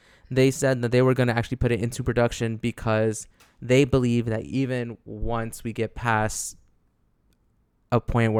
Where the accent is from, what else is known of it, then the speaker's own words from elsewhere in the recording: New Jersey, United States; So, growing up in Jersey.